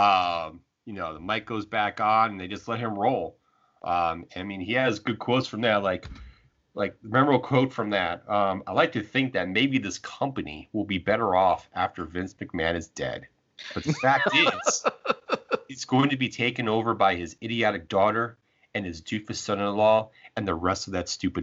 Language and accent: English; Chicago, Illinois, United States; my hometown of Chicago